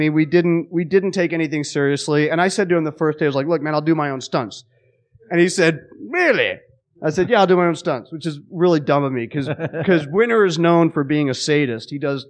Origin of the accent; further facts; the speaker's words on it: England, United Kingdom; born there; He cast me because I was born in England and then had me play a Puerto Rican.